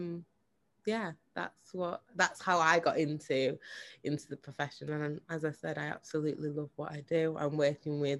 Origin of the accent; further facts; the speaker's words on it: Manchester, North West England, United Kingdom; also born or lived in Jamaica; I'm from Manchester